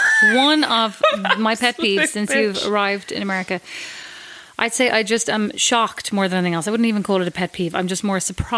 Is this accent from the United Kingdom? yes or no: no; Ireland; moved away as an adult; now in New York, United States; How long have I not been in Ireland? What age am I? 35? 40 since I was like 20 one or two, so like 19 years.